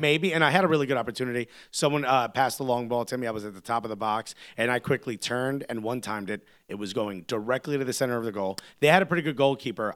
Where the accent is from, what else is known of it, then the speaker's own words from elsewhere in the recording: United States; as American soccer fans